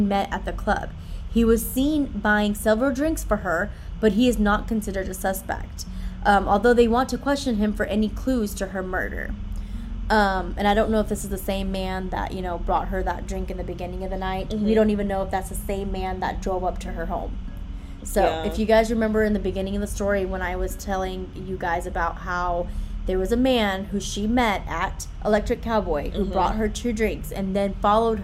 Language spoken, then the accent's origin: English; Greenville, Texas, United States; I'm from Greenville, Texas, or at least that's where I grew up